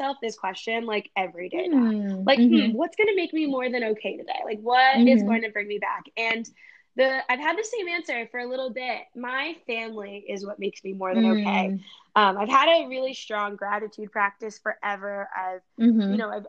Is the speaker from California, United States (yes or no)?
no; New Jersey, United States; moved away as an adult; also born or lived in Los Angeles; I'm from Jersey